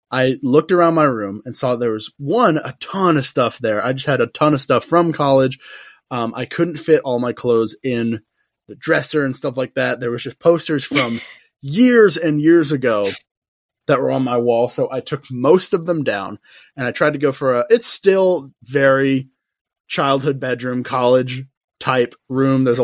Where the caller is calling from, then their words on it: South Carolina, United States; And I am recording from South Carolina. I'm in my bedroom.